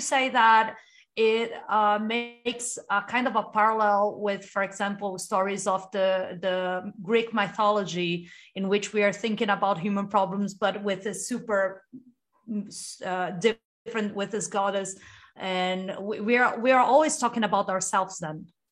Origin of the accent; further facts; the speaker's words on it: Brazil; I'm from Brazil